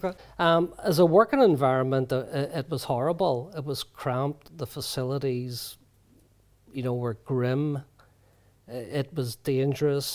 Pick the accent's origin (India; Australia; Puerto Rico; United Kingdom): United Kingdom; Belfast, Northern Ireland; growing up in Ballysillan, which where paramilitaries are very strong